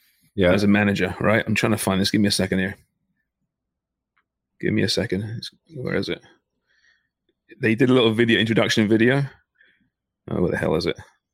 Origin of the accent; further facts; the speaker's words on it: Canada; Jesus, it's tough being a Canadian soccer fan, throwing TFC.